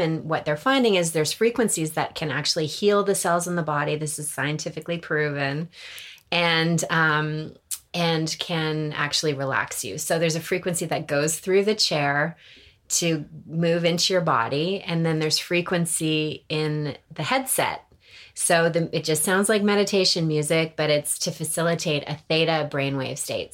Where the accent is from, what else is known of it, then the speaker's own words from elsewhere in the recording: Toronto, Ontario, Canada; moved away as an adult; now in Los Angeles, United States; I'm from Toronto, Canada